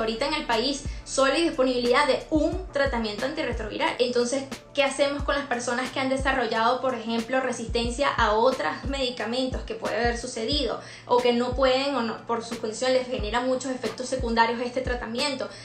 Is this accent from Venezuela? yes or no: yes; Venezuela; si somos venezolanos